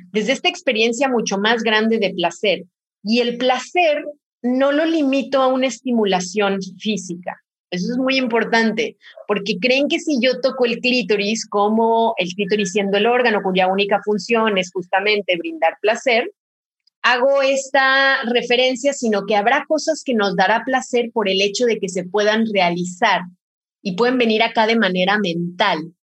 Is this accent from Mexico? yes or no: yes; Mexico; soy de México